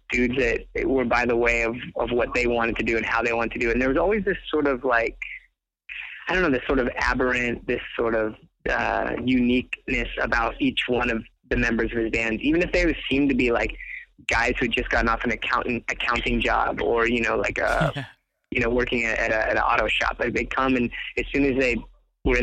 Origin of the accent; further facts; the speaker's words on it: Inglewood, California, United States; I grew up in Inglewood